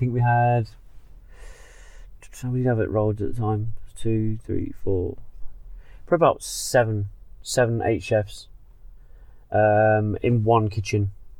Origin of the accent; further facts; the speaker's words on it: Nottingham, East Midlands, United Kingdom; I was kind of a bit confident, a bit cocky when I came down from Nottingham.